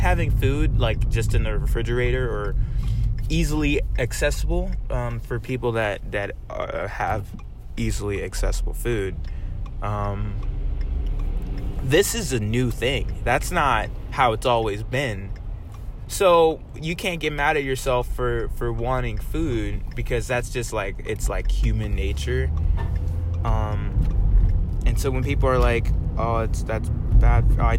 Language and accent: English; the South, United States; I can even talk like I'm a country person because I grew up in the South